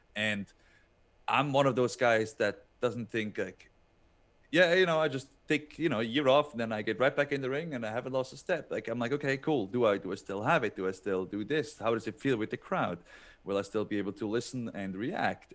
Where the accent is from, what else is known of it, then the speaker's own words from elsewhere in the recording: Switzerland; moved away as an adult; growing up in Switzerland where every, every mountain, uh, has its own, like, um, fairy tale book